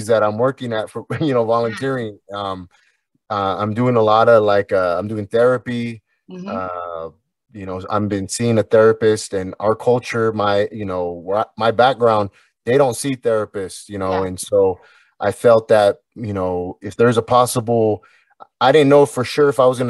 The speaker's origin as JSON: {"language": "English", "town": "Somerton", "region": "Arizona", "country": "United States", "tie": "born or raised there", "also_born_or_lived": "Anaheim, California", "moved": "yes", "said": "I'm from California, you know, I'm from, my roots are Arizona, my origins are along the Colorado River"}